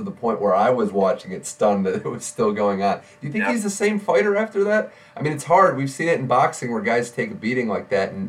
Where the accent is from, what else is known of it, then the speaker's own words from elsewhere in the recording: New York City, New York, United States; Yeah, as a New Yorker, it should be fun to watch one of the more underrated matches.